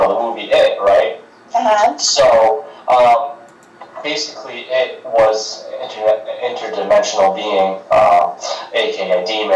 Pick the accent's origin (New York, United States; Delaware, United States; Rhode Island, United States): Rhode Island, United States; I'm from Rhode Island